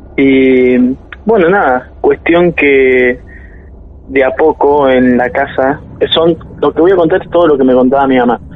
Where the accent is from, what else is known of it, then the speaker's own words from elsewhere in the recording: Buenos Aires, Argentina; now in Santos Lugares, Argentina; nací acá en Argentina, eh, pero en Capital.